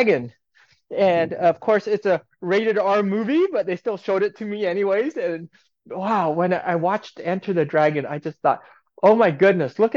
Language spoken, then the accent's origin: English; Aurora, Colorado, United States; moved away as an adult; also born or lived in California; I was a kid, an Asian kid growing up in the Midwest, right in Aurora, Colorado